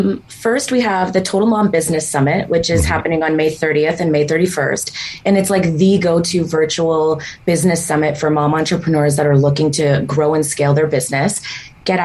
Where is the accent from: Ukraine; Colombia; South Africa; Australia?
Ukraine; also born or lived in Israel / Canada; Ukraine, and then Israel, and then Canada.